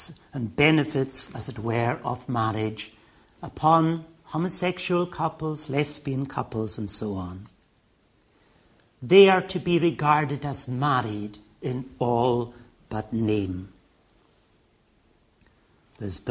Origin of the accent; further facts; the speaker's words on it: Stornoway, Scotland, United Kingdom; now in England, United Kingdom; When I grew up in Stornoway in the Western Isles, marriage was for life